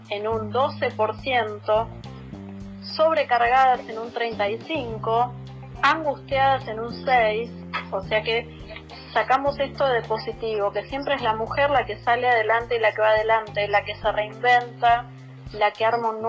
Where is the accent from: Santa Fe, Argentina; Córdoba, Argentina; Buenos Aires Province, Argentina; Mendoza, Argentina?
Buenos Aires Province, Argentina; Florencio Varela; todo, sea porque somos de Florencio Varela, es lo único